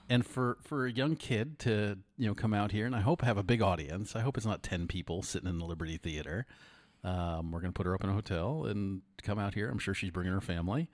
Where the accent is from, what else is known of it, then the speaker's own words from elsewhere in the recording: Putnam Valley, New York, United States; moved away; I grew up in, uh, fifty miles north of the city